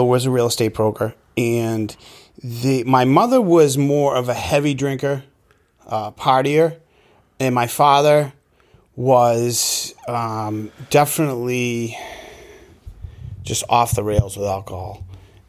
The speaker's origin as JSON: {"language": "English", "town": "Melrose", "region": "Massachusetts", "country": "United States", "tie": "born or raised there", "said": "I grew up in Melrose, Massachusetts, up on the North Shore."}